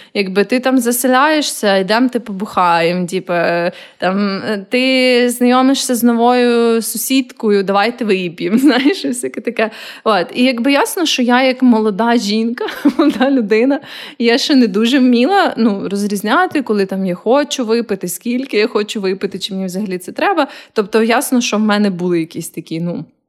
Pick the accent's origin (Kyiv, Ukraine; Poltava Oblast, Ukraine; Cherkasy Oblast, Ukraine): Kyiv, Ukraine; moved away as an adult; also born or lived in Lviv; я виросла в Києві